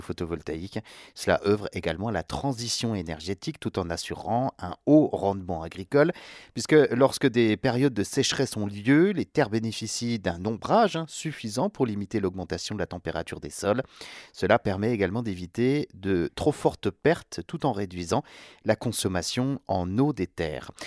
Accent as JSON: {"language": "French", "country": "France", "said": "chez nous en France"}